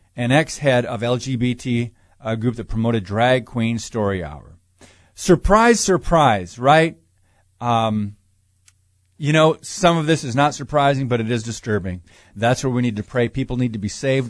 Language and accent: English; United States; I am an American